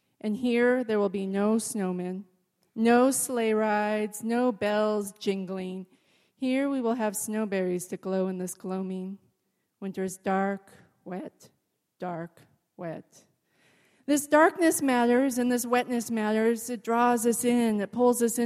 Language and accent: English; Kirkland, Washington, United States; now in Olympia, United States; I grew up in Kirkland